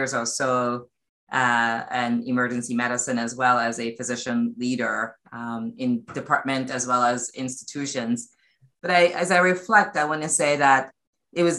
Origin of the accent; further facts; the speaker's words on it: New York City, New York, United States; I spent almost all my formative years in Brooklyn, including undergrad